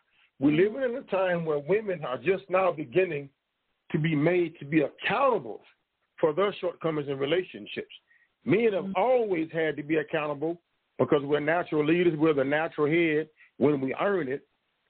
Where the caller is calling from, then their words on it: Tulsa, Oklahoma, United States; from Tulsa, Oklahoma.